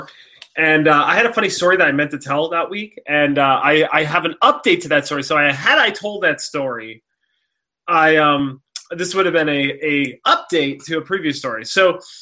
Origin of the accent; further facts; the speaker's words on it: East Coast, United States; I grew up on the East Coast